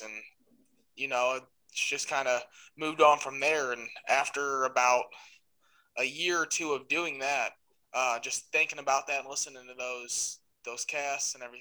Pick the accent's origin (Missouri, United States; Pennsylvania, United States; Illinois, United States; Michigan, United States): Missouri, United States; just south of St. Louis; I'm from St. Louis, just south of St. Louis, Missouri